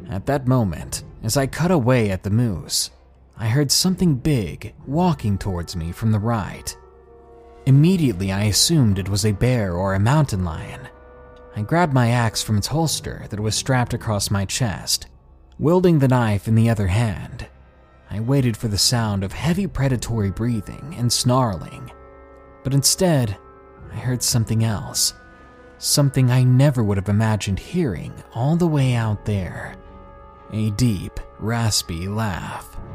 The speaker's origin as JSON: {"language": "English", "town": "Commerce City", "region": "Colorado", "country": "United States", "tie": "born or raised there", "said": "So, I'm a 19 year old guy from Thornton, Colorado. I'm 6 foot 2 at a husky 240 pounds. I grew up in North Commerce City"}